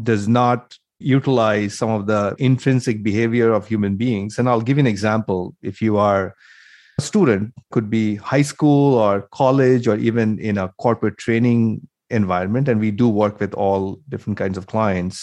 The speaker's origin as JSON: {"language": "English", "country": "India", "tie": "born or raised there", "moved": "as an adult", "lives_now": "United States", "said": "I grew up in India, then I came to the US, did my master's, and then worked in the industry for about 10 years"}